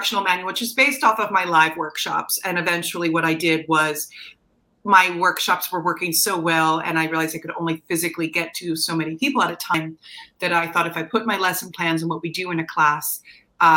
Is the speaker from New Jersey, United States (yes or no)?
yes; New Jersey, United States; accent: slight Jersey; my slight Jersey accent